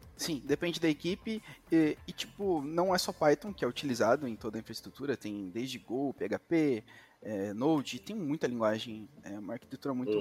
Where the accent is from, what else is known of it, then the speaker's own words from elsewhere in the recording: São Bernardo do Campo, São Paulo, Brazil; eu nasci em São Bernardo do Campo, em São Paulo, e estudei grande parte da minha educação, assim, até o meu sexto ano em escola